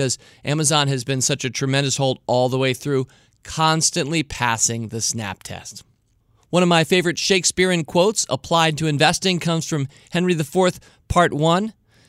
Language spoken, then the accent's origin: English; Wales, United Kingdom; accent: Welsh; sometimes I overamp my Welsh accent.